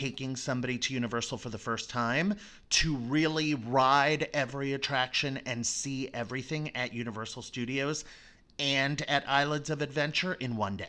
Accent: Florida, United States; I grew up in Florida

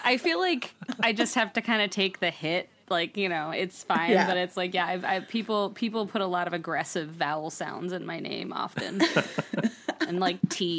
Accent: Johnstown, Pennsylvania, United States; now in New York, United States; my hometown of Johnstown, Pennsylvania.

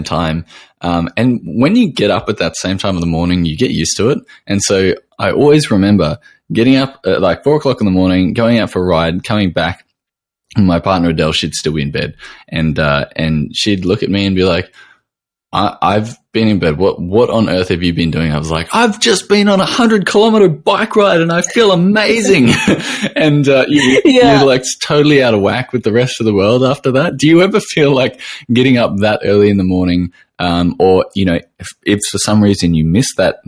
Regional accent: Australia

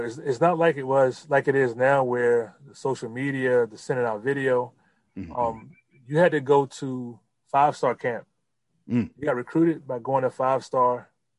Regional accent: Temple Hills, Maryland, United States; also born or lived in North Carolina; I was born in Carolina. I moved up here when I was seven, but I grew up in Temple Hills in P.G. County.

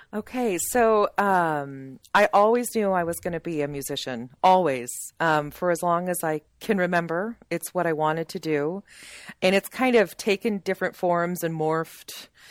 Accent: Sterling, United States; moved away as an adult; we moved back to where I grew up here in Sterling

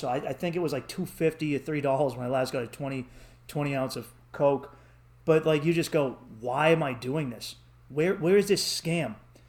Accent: Boston, Massachusetts, United States; accent: Boston; But the women, I realized when you leave Boston, dude. Like, they're enthralled by our accents wherever we go.

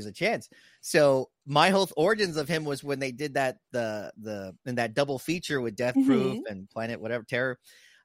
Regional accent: San Antonio, Texas, United States; I was from the south side of San Antonio.

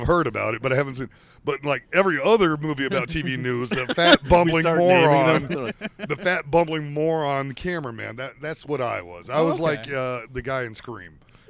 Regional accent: Waco, Texas, United States; also born or lived in Dallas, Texas; I grew up near Waco, and then I lived in Dallas.

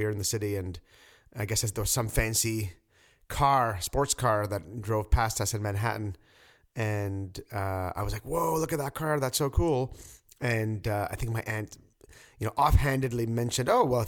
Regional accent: Quebec, Canada; now in Toronto, Canada; I'm from Quebec

